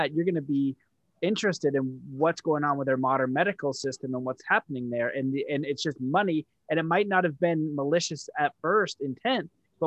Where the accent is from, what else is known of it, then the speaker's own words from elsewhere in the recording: Canada; I'm Canadian